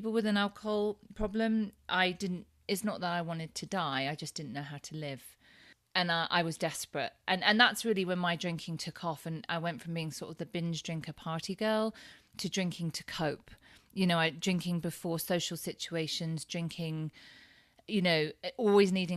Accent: Thetford, East of England, United Kingdom; moved away as an adult; also born or lived in Cambridge; now in Lake Tahoe, United States; we grew up in Thetford in Norfolk in low income housing

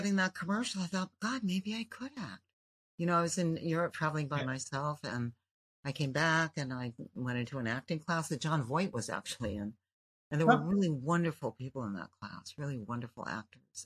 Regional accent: Los Angeles, California, United States; I was born in L.A.

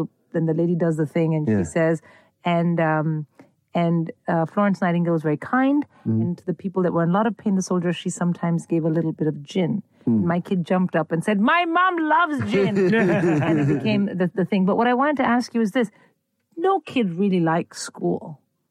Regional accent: India; moved away; I grew up in India at a time when it was absolutely unreconstructed

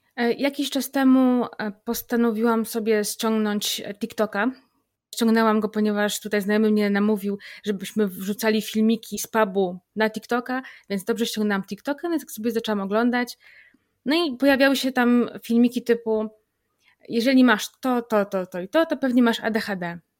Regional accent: Grudziądz, Kuyavian-Pomeranian Voivodeship, Poland; u nas w Grudziądzu, bo jestem z Grudziądza

